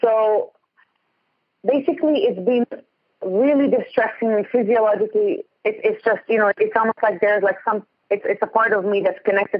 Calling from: Ontario, Canada; I'm going from Ontario.

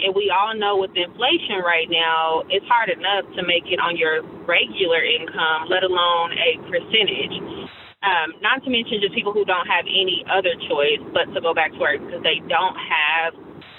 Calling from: Houston, Texas, United States; I'm calling from Houston, Texas.

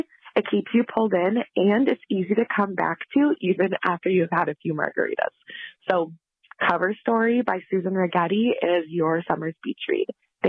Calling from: Raleigh, North Carolina, United States; I'm calling in from Raleigh, North Carolina, about my favorite beach read.

